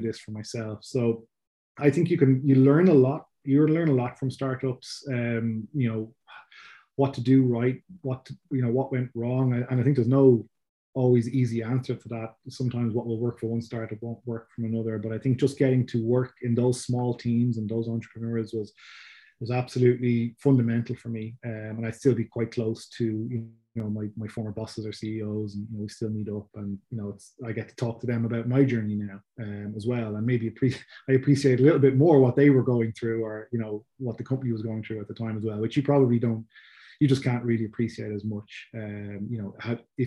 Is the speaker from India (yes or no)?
no; Dublin, Leinster, Ireland; people can tell from my accent. I'm from Ireland, so from Dublin in Ireland.